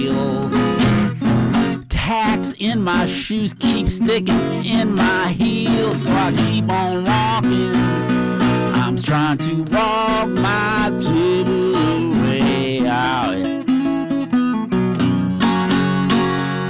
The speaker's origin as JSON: {"language": "English", "town": "Rochester", "region": "New York", "country": "United States", "tie": "born or raised there", "also_born_or_lived": "Mississippi", "moved": "yes", "said": "I grew up in Rochester, New York."}